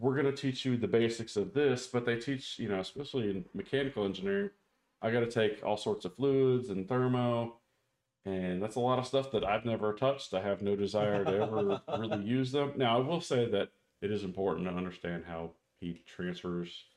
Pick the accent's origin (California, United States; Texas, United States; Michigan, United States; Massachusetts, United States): California, United States; Anaheim; I grew up in Southern California